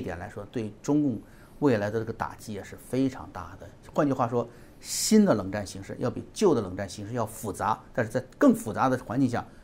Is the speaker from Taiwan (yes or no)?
no; China; moved away; 我们在中国大陆长大